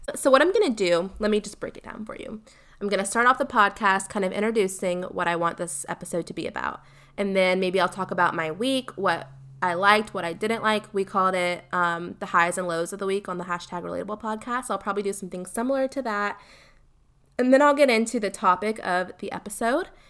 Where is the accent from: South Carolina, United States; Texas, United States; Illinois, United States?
South Carolina, United States; Columbia; I am from Columbia, South Carolina, born and raised